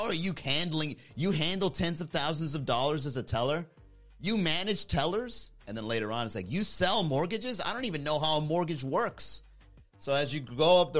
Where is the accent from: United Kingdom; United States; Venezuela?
United States; Miami, Florida; growing up in Miami, I always felt like an outsider